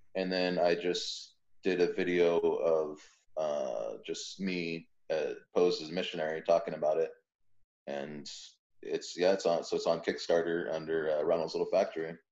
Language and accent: English; San Diego, California, United States; I was raised in San Diego